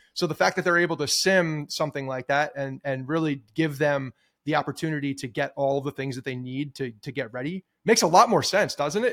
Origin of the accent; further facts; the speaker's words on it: Ridgewood, New Jersey, United States; growing up in Ridgewood, there's a, a, the town pool is Graydon Pool